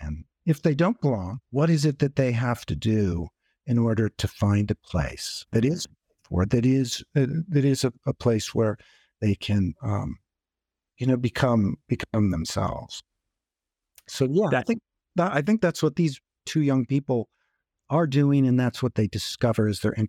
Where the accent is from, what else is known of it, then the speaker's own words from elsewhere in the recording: Intermountain West, United States; And I grew up in the Intermountain West too, which is a big place. You can't get away from it easily.